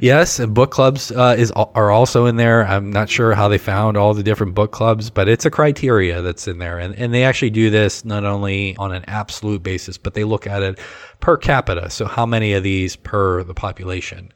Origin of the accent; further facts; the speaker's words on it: Western Pennsylvania, United States; moved away as an adult; now in Ohio, United States; growing up in Western Pennsylvania, certainly we had Penn State